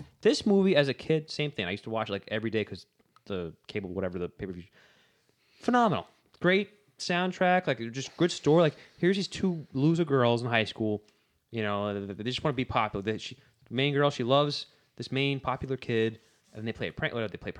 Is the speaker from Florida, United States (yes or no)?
no; Boston, Massachusetts, United States; You know, hello. I'm from Boston.